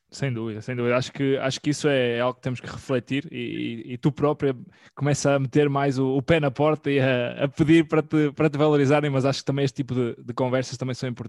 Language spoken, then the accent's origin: Portuguese; Norte, Portugal; Sendo portuguesa e não querendo ser eh, fazer-nos de vítimas, como toda a gente nos acusa, mas sendo ali do norte, uma terrinha, se calhar.